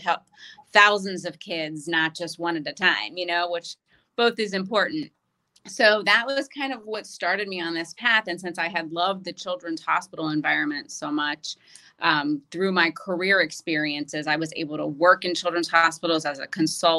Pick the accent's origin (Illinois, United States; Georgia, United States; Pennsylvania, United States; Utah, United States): Pennsylvania, United States; Pittsburgh; I grew up in Pittsburgh, Pennsylvania, and I'm one of seven children